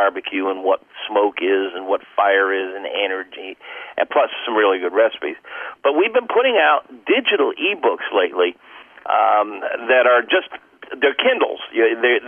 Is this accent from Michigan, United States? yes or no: no; Cape Canaveral, Florida, United States; I was raised on Cape Canaveral